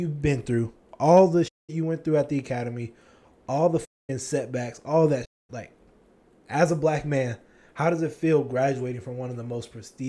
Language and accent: English; Lithonia, Georgia, United States; I grew up mostly in Lithonia, our part of town and stuff like that. So I wouldn't call it the hood.